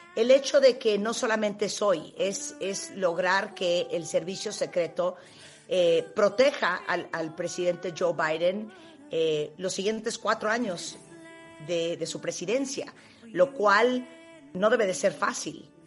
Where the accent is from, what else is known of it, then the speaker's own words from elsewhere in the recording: Mexico; nosotros como mexicanos